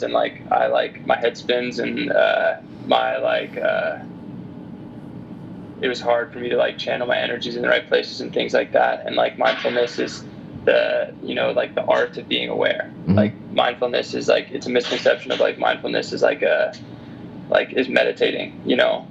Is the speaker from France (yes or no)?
no; United States; me growing up in the States